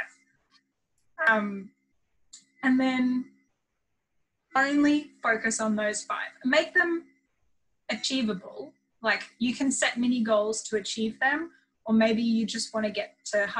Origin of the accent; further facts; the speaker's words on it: Australia; I am from Australia